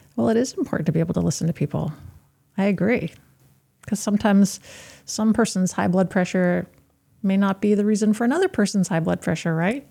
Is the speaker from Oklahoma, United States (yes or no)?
no; Yarmouth, Maine, United States; I grew up in Yarmouth, and even though Yarmouth is the town that we currently are